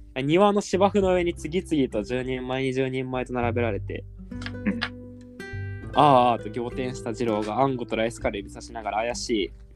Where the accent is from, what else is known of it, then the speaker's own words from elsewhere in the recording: Wakayama, Japan; 僕、和歌山県出身